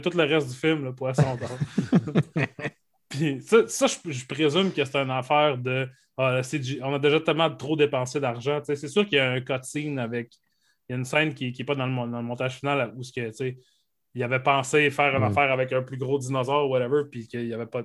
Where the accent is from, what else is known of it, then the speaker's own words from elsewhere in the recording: Saguenay, Quebec, Canada; dans mon village natal d'Arvida, au Saguenay